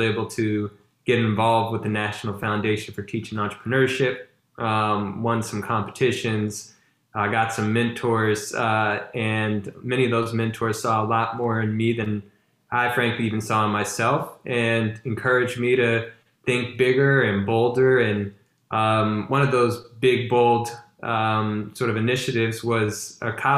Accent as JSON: {"language": "English", "town": "Baton Rouge", "region": "Louisiana", "country": "United States", "tie": "born or raised there", "said": "I'm originally from Baton Rouge, Louisiana"}